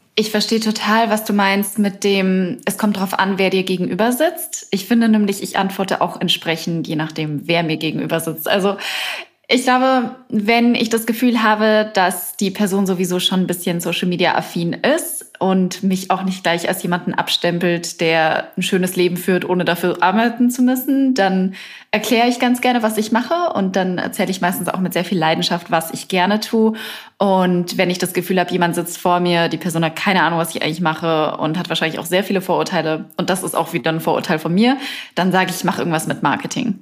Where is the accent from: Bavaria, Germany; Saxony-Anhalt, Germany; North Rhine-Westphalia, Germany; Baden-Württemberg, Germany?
Bavaria, Germany; moved away; ich komme ursprünglich aus Bayern